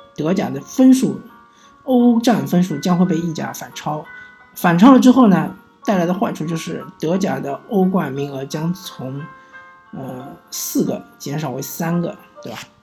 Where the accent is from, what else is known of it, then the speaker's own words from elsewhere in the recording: China; 有点像是我们中国人，他喜欢存款